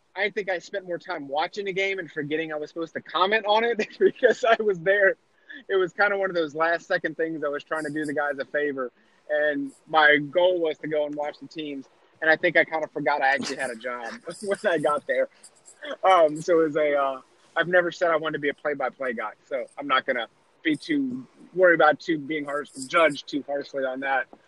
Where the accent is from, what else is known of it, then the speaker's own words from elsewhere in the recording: East Coast, United States; I was born and raised on the East Coast